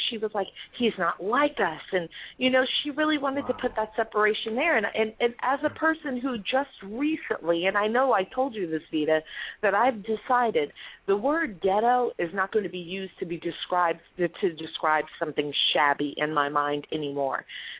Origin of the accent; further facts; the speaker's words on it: Louisiana, United States; I don't live in Los Angeles. I used to for one period of time. I'm originally from Louisiana.